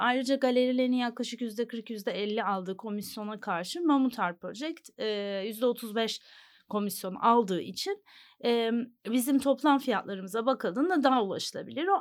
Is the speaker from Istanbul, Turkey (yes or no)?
yes; Istanbul, Turkey; also born or lived in New York, United States; İstanbul doğumluyum